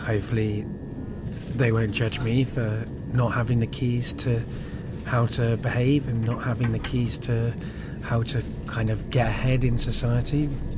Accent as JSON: {"language": "English", "town": "Coventry", "region": "West Midlands", "country": "United Kingdom", "tie": "born or raised there", "also_born_or_lived": "Cardiff / North Wales", "said": "my life growing up in Coventry and in Cardiff. I guess when I was really young and lived in North Wales"}